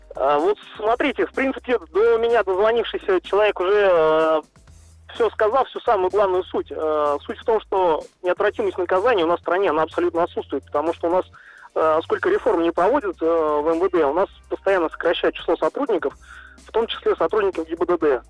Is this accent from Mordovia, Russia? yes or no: yes; Saransk, Mordovia, Russia; я из города Саранска